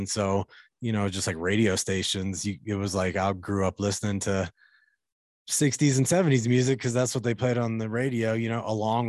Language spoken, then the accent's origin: English; Kentucky, United States; I grew up in Kentucky, by the way, in like rural kind of Appalachian area.